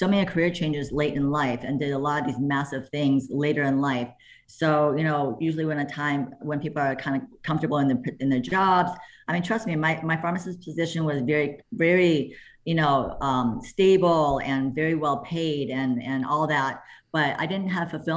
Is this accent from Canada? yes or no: no; Michigan, United States; I grew up in Michigan.